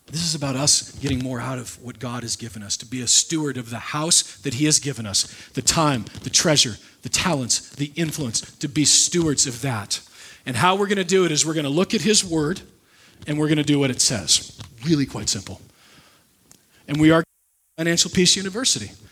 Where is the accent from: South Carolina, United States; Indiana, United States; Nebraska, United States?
Nebraska, United States; moved away; The pastor that I grew up with in Nebraska